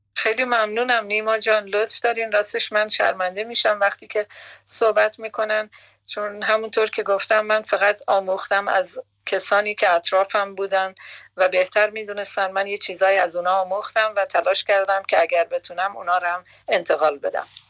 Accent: Bakhtiari, Iran; first language Persian; moved away as an adult; also born or lived in Tehran, Iran / Karaj, Iran; now in Netherlands; من بیشتر شاید تای دلم یا تای اون فکرم لوری صحبت میکنم چون ما بختیاری هستیم و زبان لوری صحبت میکنیم

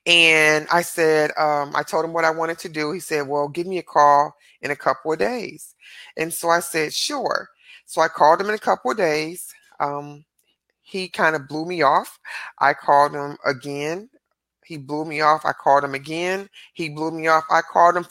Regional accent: Detroit, Michigan, United States; now in Arlington, United States; I'm originally from Detroit, Michigan

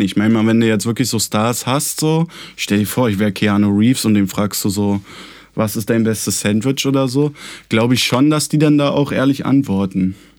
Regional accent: Germany; wir sind Deutsche

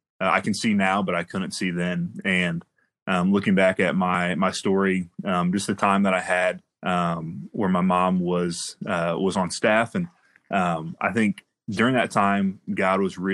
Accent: Miamisburg, Ohio, United States; also born or lived in Trotwood; I grew up in Miamisburg, Viking, born and raised

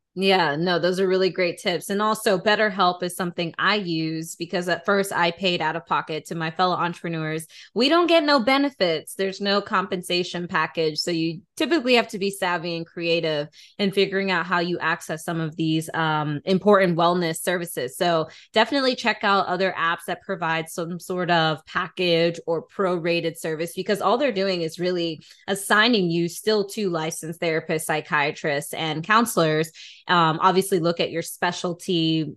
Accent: Atlanta, Georgia, United States; Atlanta native or at least had spent some time in Atlanta, which, you know, Damaris and I are actually from.

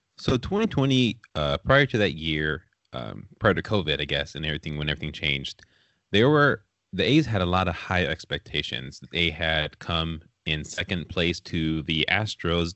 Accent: California, United States; I grew up in California

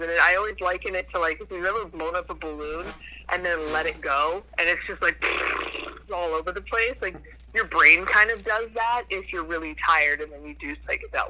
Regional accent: New Hampshire, United States; I grew up mostly in New Hampshire.

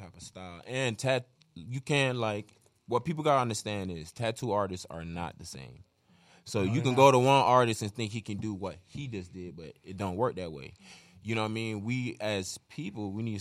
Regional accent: Florida, United States; also born or lived in Jamaica; now in Detroit, United States; I'm from Florida, and it is what somewhat segregated, I would say, because I'm Jamaican

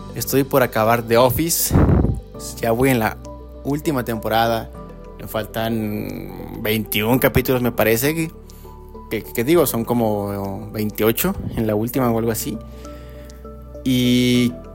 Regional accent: Mexico; a uno como mexicano

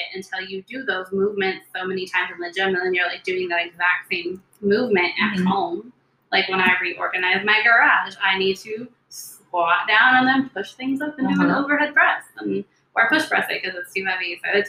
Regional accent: Southern California, United States; moved away; I'm originally from Southern California.

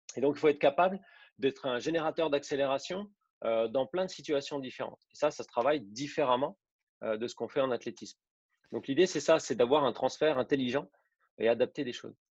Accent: Besançon region, Bourgogne-Franche-Comté, France; moved away as an adult; also born or lived in Saint-Étienne; now in Nice, France; Je suis originaire de, la région de Besançon, en Franche-Comté

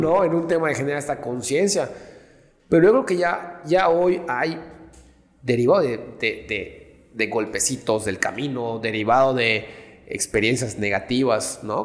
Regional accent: Yucatán, Mexico; los mismos yucatecos, nosotros mismos

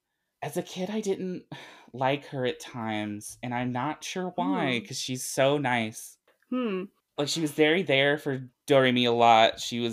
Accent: Arkansas, United States; also born or lived in Tennessee / North Carolina; I'm from Arkansas, but I've moved around a bunch, like Tennessee and North Carolina.

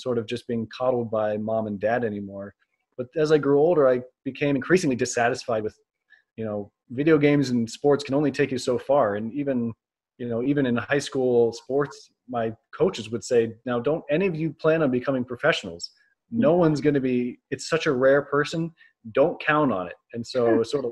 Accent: North Carolina, United States; I grew up on the East Coast in North Carolina

